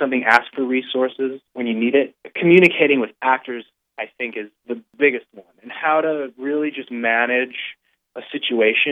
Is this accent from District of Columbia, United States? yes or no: no; Buffalo, New York, United States; my hometown, Buffalo, New York